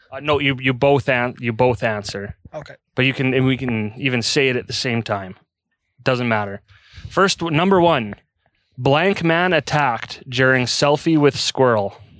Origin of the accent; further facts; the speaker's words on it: Calgary, Alberta, Canada; moved away as an adult; now in Red Deer, Canada; I grew up in Calgary.